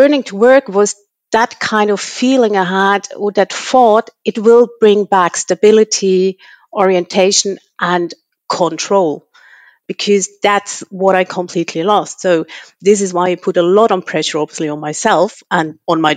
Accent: Switzerland; moved away; I'm born and raised in Switzerland, but I have pretty much lived across the world

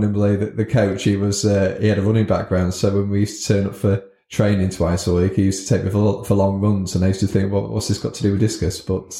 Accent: Scunthorpe, Yorkshire and the Humber, United Kingdom; So born and bred in Scunthorpe.

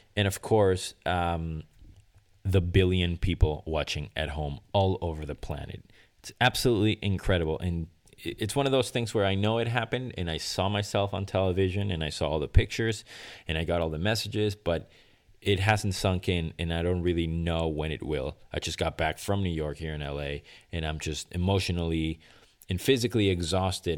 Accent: Venezuela; moved away; my home country of Venezuela

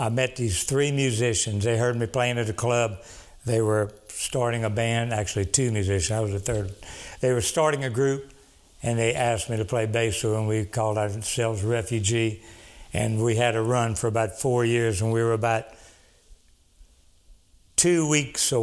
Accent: Cameron, Louisiana, United States; moved away; also born or lived in Dallas; I'm from South Louisiana, Cameron, Louisiana

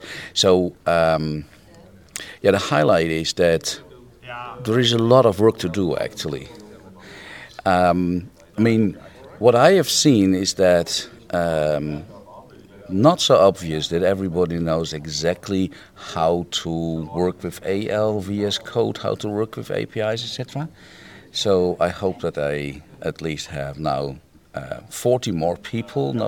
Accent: Netherlands; I'm a freelance technical consultant and trainer from the Netherlands

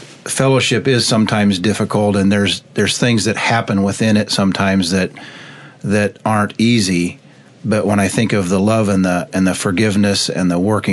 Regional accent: Goodfield, Illinois, United States; growing up in the Goodfield Church

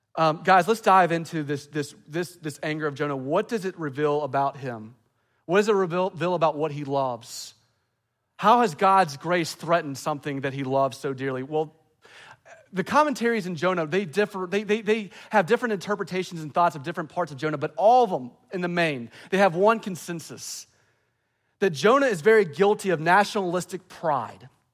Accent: the American South, United States; I love being a Southerner

